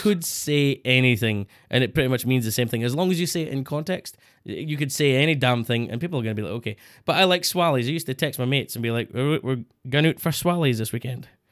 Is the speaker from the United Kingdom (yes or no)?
yes; Scotland, United Kingdom; Scottish people